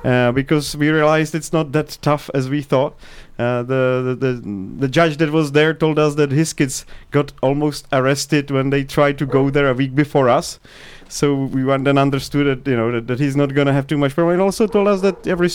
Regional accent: Czechia; also born or lived in United States; originally from Prague. I've been born 100 kilometers away from Prague.

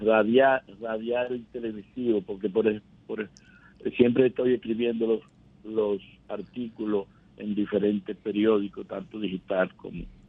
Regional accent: Dominican Republic

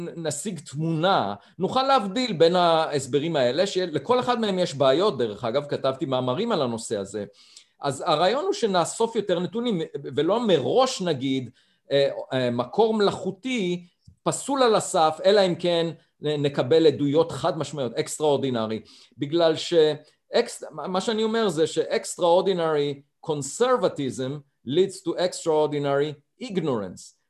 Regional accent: Beit Hanan, Central District, Israel; moved away; נולדתי במושב אה, בית חנן ליד ראשון לציון

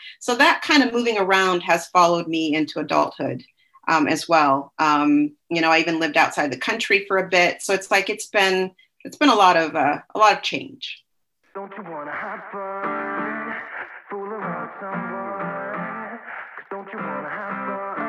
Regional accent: Seattle, Washington, United States; also born or lived in Alaska / Colorado; I was born in Seattle. So we moved around a lot there, Seattle, little towns, Tacoma, Puyallup.

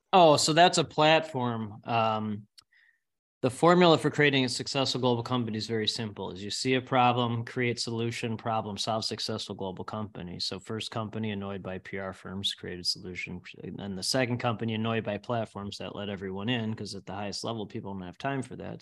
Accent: Northbrook, Illinois, United States; I grew up in Northbrook, live in the Northbrook area.

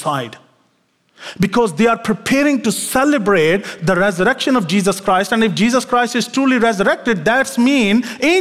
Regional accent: Pakistan; moved away; my home country in Pakistan, where I come from

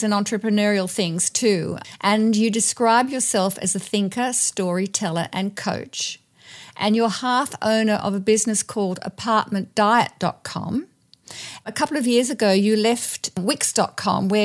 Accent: Sydney, New South Wales, Australia; we're both originally from Sydney

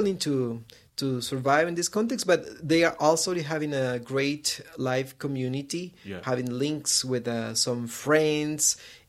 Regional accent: Guatemala; I am from Guatemala. This is a small country, very near to Mexico in Latin America. And I'm working there. I'm living there in Guatemala.

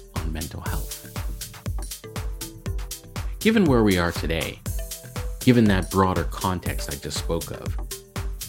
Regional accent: Malawi; we're from Malawi

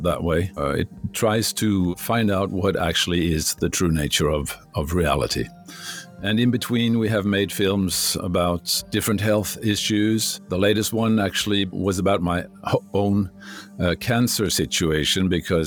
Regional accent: Norway; English is a second language

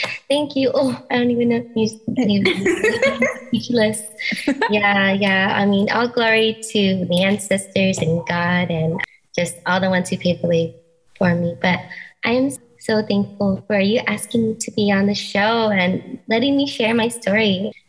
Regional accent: Philippines; my favorite is being Filipino.

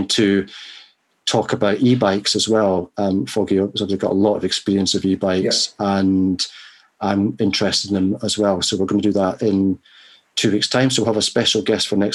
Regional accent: Scotland, United Kingdom; moved away; my home country in Scotland

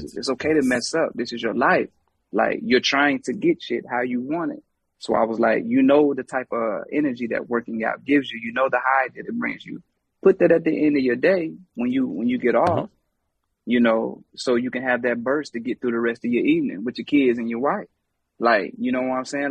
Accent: Charlotte, North Carolina, United States; I'm from Charlotte

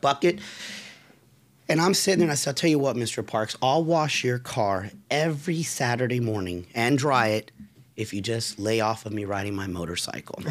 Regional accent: Forest City, Florida, United States; I was raised in Forest City in Altamont

